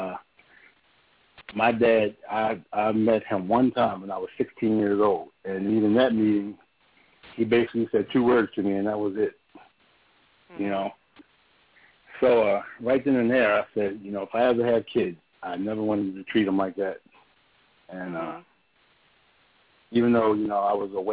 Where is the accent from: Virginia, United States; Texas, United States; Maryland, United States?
Maryland, United States; Baltimore; I grew up in Baltimore